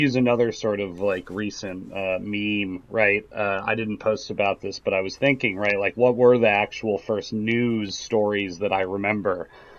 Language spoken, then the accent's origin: English; Chicago, Illinois, United States; I am a native son of the Chicagoland area, and that encompasses both DuPage and Cook counties over many years.